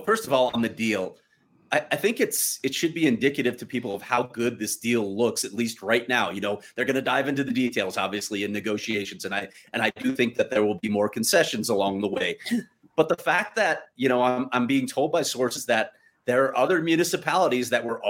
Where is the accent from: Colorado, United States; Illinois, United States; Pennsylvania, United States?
Illinois, United States; Chicago; I grew up in Chicago. Try getting to United Center.